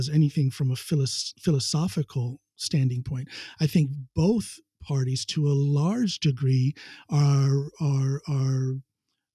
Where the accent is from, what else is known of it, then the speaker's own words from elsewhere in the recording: United States; moved away as an adult; now in Norway; right outside of my hometown in the next town over, Wadsworth